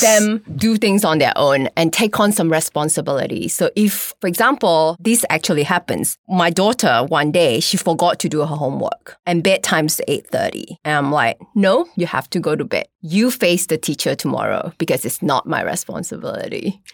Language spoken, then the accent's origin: English; Malaysia; I'm from Malaysia